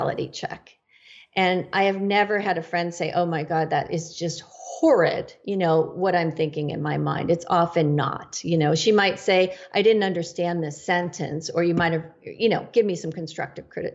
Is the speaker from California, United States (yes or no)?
yes; Northern California, United States; I am from Northern California